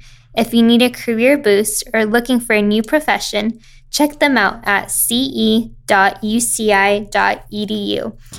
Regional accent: Huntington Beach, California, United States; I'm from Huntington.

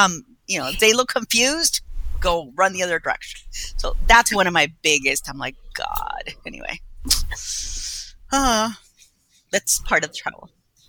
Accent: Colombia; now in United States; I'm from Colombia. What's that going to mean when, you know, they see my passport that I'm American passport, but born over there.

